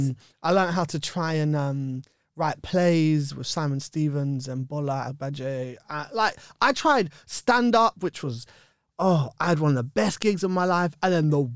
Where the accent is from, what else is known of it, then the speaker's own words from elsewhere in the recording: London, United Kingdom; Yeah, I'm from Bush. I grew up in Bush. I love Shepherd's Bush.